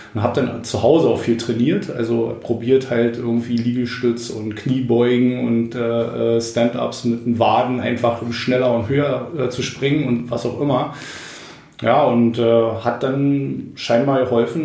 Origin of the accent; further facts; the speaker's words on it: Brandenburg, Germany; wir sind da wirklich äh, als äh, Brandenburger irgendwie rumgerannt